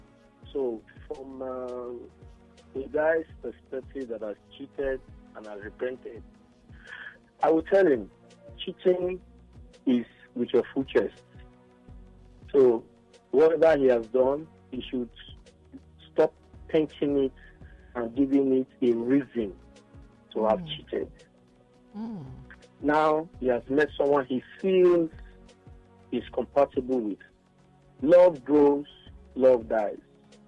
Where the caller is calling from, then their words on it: Egypt; I'm calling from Egypt.